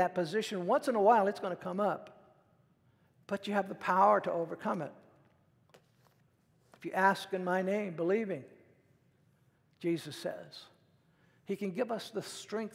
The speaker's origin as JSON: {"language": "English", "country": "United States", "said": "as an American"}